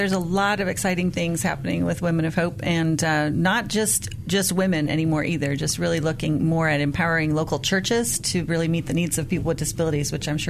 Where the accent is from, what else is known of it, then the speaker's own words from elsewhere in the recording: Sierra Leone; You know, growing up in Sierra Leone, I saw people with disabilities and saw a lot of times them living lives as beggars along the sides of the streets.